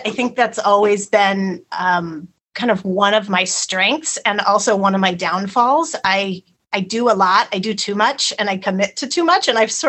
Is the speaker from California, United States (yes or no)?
yes; Clovis, California, United States; moved away as an adult; also born or lived in San Luis Obispo, California; I grew up in Clovis, which is just outside of Fresno. Ah. So I'm a Central Valley girl and spent my whole life there until going to Cal Poly. And I loved growing up in Clovis, but I was ready to get out.